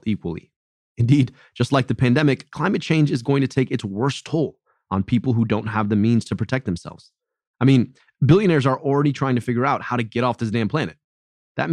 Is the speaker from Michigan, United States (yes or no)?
yes; Michigan, United States; In my home state of Michigan